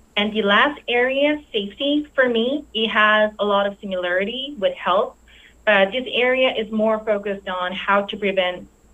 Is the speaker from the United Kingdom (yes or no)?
no; South Korea; moved away as an adult; now in North Carolina, United States; I originally born and raised in South Korea